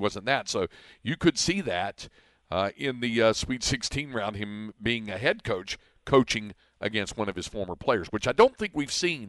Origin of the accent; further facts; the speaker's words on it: Greensboro, North Carolina, United States; my hometown of Greensboro